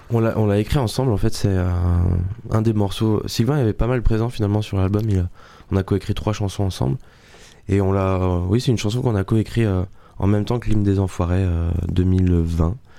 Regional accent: Le Bugue, Nouvelle-Aquitaine, France; accent: southern; now in Paris, France; Le Bug, c'est ma petite, c'est mon petit village

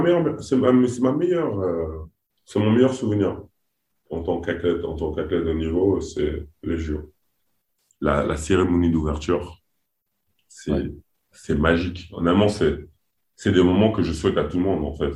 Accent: French Guiana; je suis Guyanais.

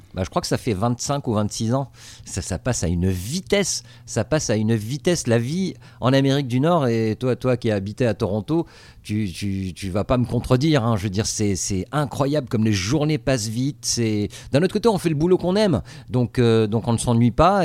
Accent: Tunisia; moved away as an adult; also born or lived in France; now in Los Angeles, United States; je suis né en Tunisie euh, et, j'ai grandi en Tunisie

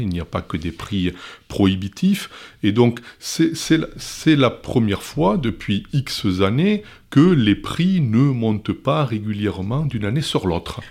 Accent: Gironde, Nouvelle-Aquitaine, France; chez nous, en Gironde

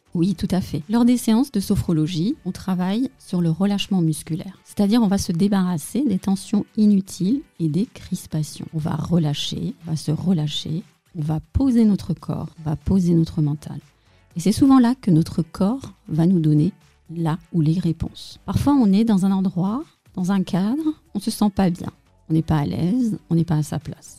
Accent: Tehran, Tehran Province, Iran; also born or lived in Paris, France; now in Alsace, France; je suis née à Téhéran, en Iran.

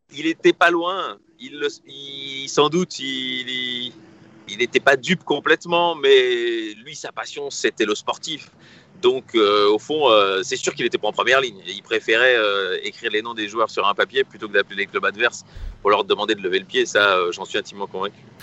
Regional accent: Brussels, Brussels-Capital Region, Belgium; Je suis bruxellois, comme Raymond.

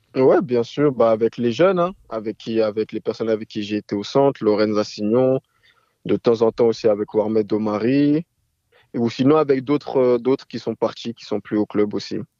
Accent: France; moi, je suis né en France

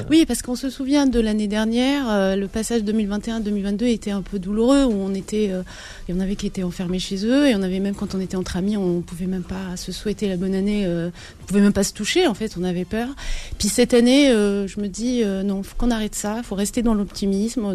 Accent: Biskra, Biskra Province, Algeria; moved away as an adult; now in France; Algérie, à Biskra, parce que je suis originaire de Biskra

